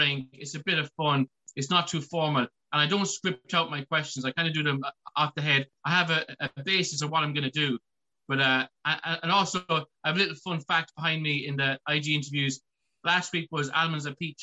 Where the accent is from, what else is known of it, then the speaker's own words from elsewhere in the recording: Ireland; I'm Irish, I'm in Ireland